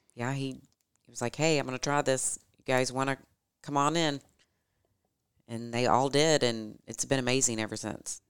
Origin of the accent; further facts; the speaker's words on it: Louisville, Kentucky, United States; We both grew up here in Louisville